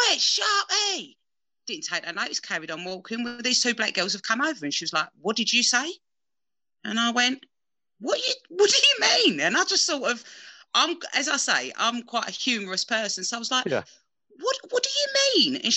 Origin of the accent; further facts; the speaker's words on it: London, United Kingdom; growing up in the East End